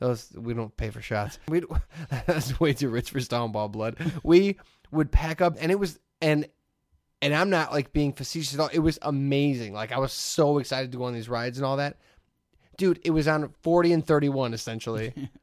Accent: Hammond, Indiana, United States; You know what's crazy is being a kid from the region. I grew up in Hammond.

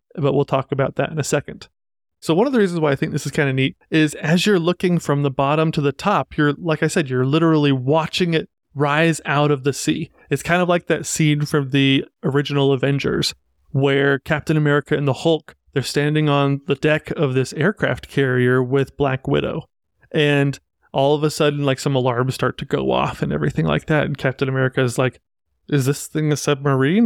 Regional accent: Utah, United States; I'm from Utah

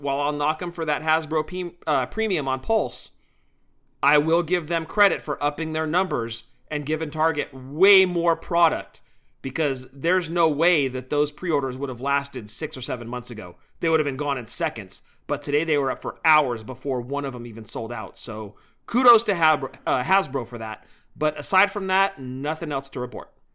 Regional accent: Bay Area, California, United States; moved away as an adult; now in the valley, California, United States; born and raised in the Bay Area, both of us

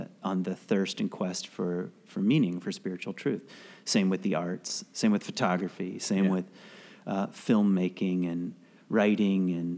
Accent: the South, United States; I was raised in the South

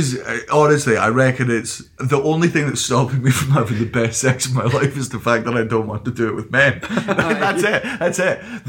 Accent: Scotland, United Kingdom; no, I'm still Scottish.

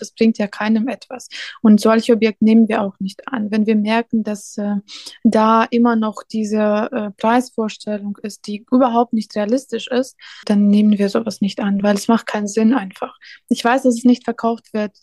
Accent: Belarus; German is a second language; also born or lived in Riga, Latvia / Poland; now in Cologne, Germany; in Weißrussland bin ich aufgewachsen

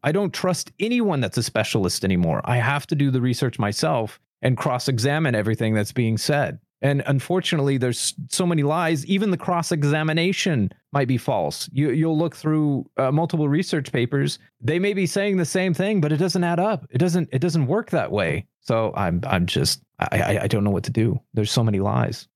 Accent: United States; I'm passionately an American. I am not ashamed of being an American

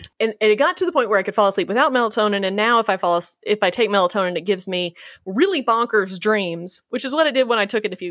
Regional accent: the South, United States; as a Southerner

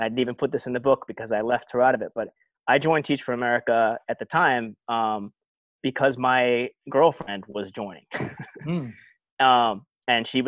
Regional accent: Eugene, Oregon, United States; moved away as an adult; also born or lived in Stanford / Mississippi Delta; I grew up in Eugene, a very, very white, quiet, provincial little college town

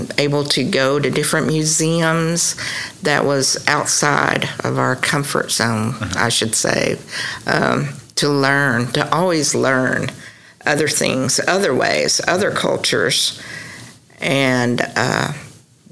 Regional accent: Ada, Oklahoma, United States; I'm originally from the Ada area. Went to school at Stonewall and college at East Central State University. So I've always been around this area.

